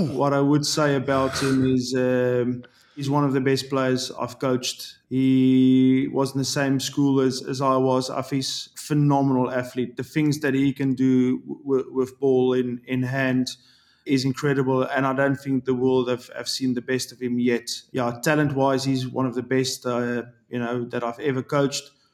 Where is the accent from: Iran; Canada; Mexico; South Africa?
South Africa; moved away as an adult; also born or lived in Ireland; now in England; I'm a South African. I love my country.